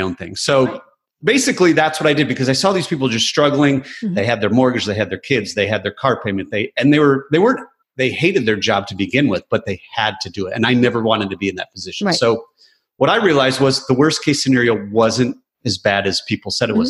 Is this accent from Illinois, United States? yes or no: no; Michigan, United States; I grew up in Michigan